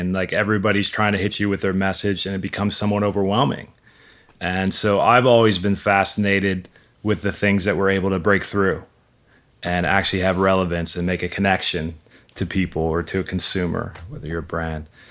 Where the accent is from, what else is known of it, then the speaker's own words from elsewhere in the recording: Milwaukee, Wisconsin, United States; moved away as an adult; also born or lived in Missouri; I grew up in Milwaukee